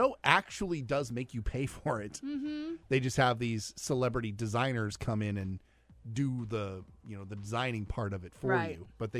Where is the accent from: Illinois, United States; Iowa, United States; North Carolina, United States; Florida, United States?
Iowa, United States; Des Moines; from Des Moines, Iowa.